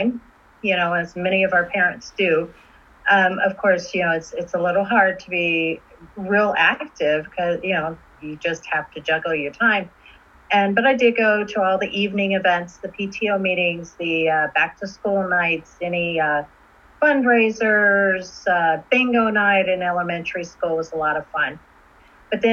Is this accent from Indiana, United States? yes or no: yes; Indianapolis, Indiana, United States; moved away as an adult; also born or lived in Quantico, Virginia; now in Washington, D.C. area, United States; I born and raised in Indianapolis, Indiana